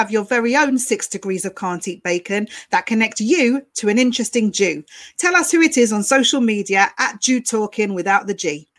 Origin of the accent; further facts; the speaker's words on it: Chigwell, East of England, United Kingdom; I told them I'm from Chigwell